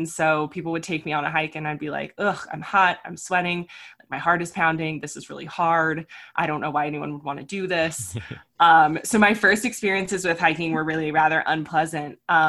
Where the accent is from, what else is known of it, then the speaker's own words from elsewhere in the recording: Florida, United States; also born or lived in California; I was a military brat, so I grew up mostly in Florida and California, and then I went to college in Arkansas.